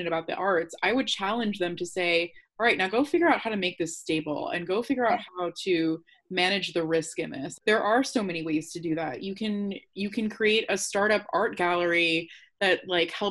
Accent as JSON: {"language": "English", "country": "India", "said": "As an Indian woman"}